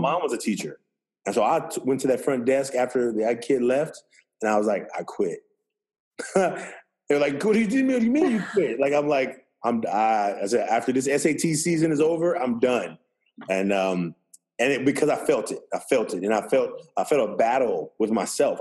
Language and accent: English; Oakland, California, United States; I'm from Oakland, California. Um, I was raised by a single mother